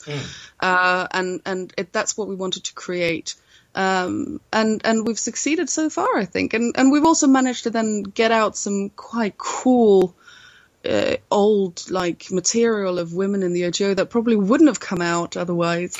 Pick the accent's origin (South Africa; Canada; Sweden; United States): Sweden; I'm from Sweden